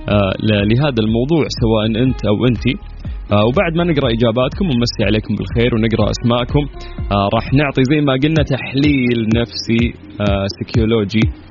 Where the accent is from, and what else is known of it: Saudi Arabia